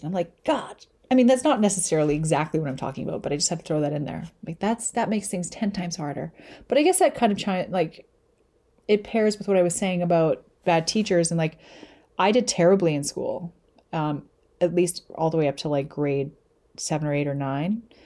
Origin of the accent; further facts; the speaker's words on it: Lethbridge, Alberta, Canada; also born or lived in Calgary; I moved away to Calgary from Lethbridge when I was seven or eight, and then moved back when I was fifteen